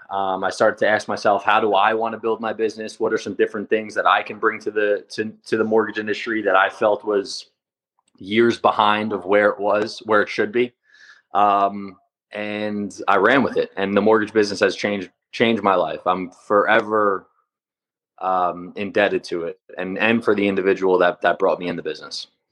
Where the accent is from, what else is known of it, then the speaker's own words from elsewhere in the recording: Long Island, New York, United States; I grew up in Long Island